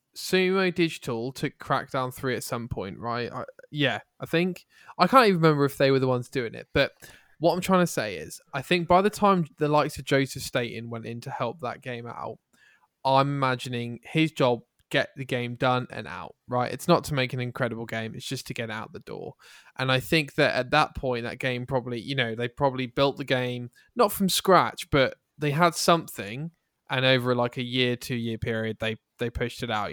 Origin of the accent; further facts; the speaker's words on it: England, United Kingdom; I'm English